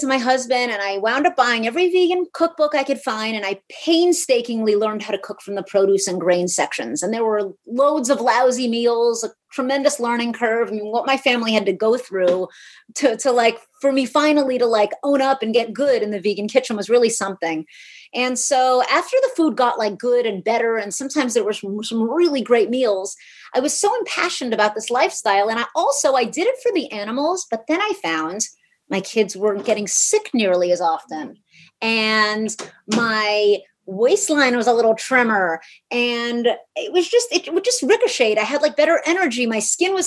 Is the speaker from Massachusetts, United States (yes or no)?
no; New York City, New York, United States; I'm from New York City